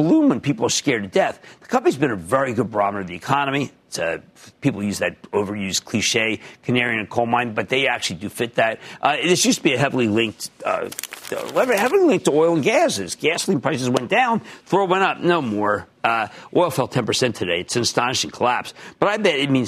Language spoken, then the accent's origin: English; Philadelphia, Pennsylvania, United States; I'm from Philadelphia, which I am